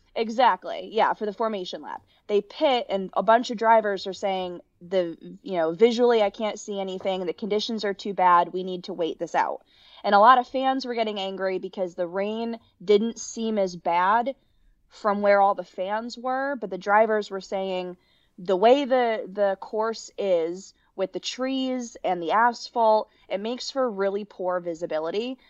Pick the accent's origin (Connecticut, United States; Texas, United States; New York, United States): Connecticut, United States; moved away as an adult; also born or lived in Kentucky; born and raised in Connecticut, grew up going to almost every men and women's basketball game at the University of Connecticut